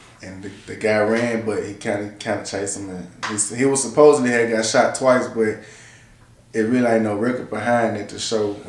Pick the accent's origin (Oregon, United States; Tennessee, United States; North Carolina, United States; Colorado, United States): Tennessee, United States; Memphis; I'm from Memphis, Tennessee. I was born and raised in Magnolia. And like you said, man, I'm 21